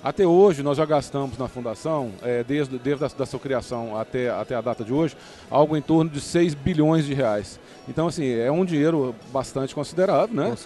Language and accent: Portuguese; Minas Gerais, Brazil; como bom mineiro